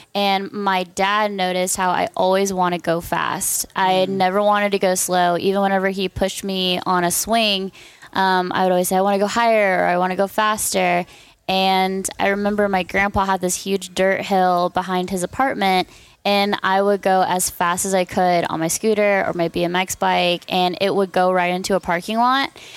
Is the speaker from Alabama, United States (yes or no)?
no; Corona, California, United States; moved away; also born or lived in Dallas, Texas / Silverthorne, Colorado; originally, I am from Corona, California